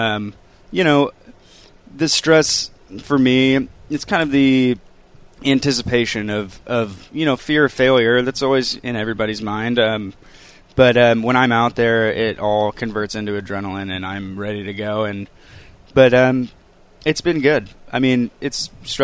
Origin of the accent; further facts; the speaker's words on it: California, United States; moved away as an adult; now in Seattle, United States; I grew up in California with that, you know, the kind of drier weather with the ocean breeze